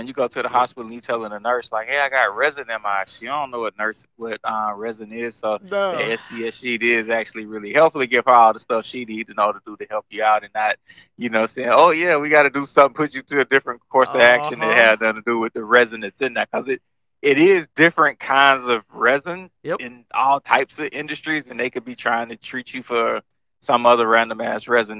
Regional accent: the South, United States; Yeah, so I'm from the South, man.

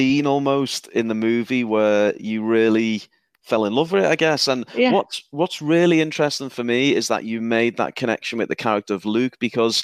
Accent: the north of England, United Kingdom; accent: Northern English; my Northern English accent

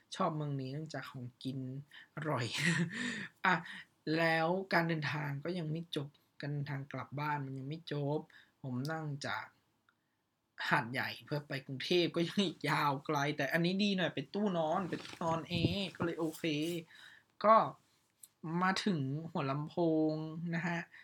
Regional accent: Northern Thailand, Thailand; ผมอะเป็นคนเหนือเนาะมาจากทางเหนือ

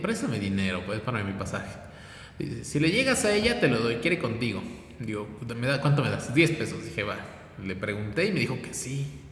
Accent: Puebla, Mexico; Soy poblano, nací aquí, vivo aquí

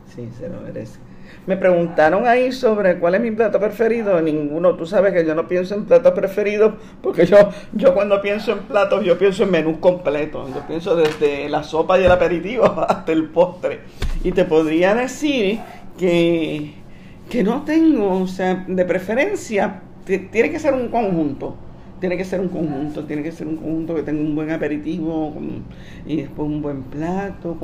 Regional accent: Puerto Rico; Yo soy una periodista puertorriqueña y como periodista puertorriqueña yo estaba cubriendo esto desde el punto de vista de los puertorriqueños

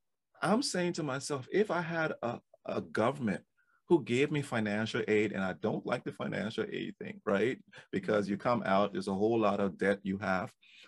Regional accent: Liberia; moved away; I came from Liberia during the war, after the war, and I knew what I didn't have in Liberia.

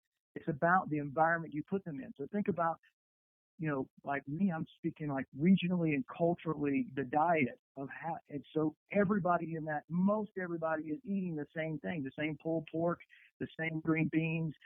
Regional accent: Columbia, South Carolina, United States; moved away; I'm born, raised in Columbia, South Carolina

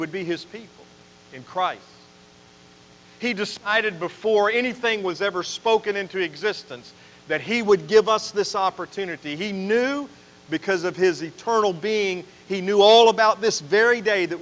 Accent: Roanoke, Virginia, United States; I took my first breath in Roanoke, Virginia when I was born at Jefferson Memorial Hospital

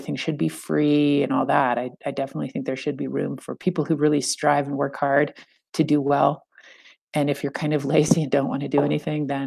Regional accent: central California, United States; I grew up in California, kind of central

